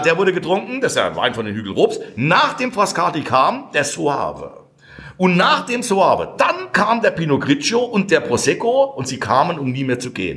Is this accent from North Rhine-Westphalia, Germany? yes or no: no; Kirchheim an der Weinstraße, Rhineland-Palatinate, Germany; wir Pfälzer